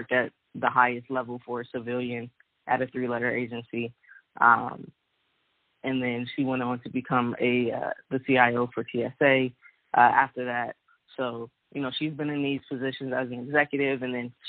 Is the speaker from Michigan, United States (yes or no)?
no; Bowie, Maryland, United States; I'm originally from Bowie, Maryland, which is in Prince George's County, Maryland, which is it pretty much borders Washington, D.C.